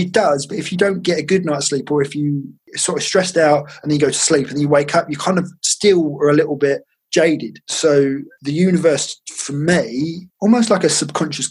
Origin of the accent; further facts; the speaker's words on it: Essex, East of England, United Kingdom; I'm from Essex, so that's all we do.